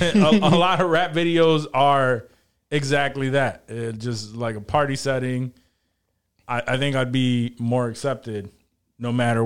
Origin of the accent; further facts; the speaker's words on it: New York, United States; we're all from New York.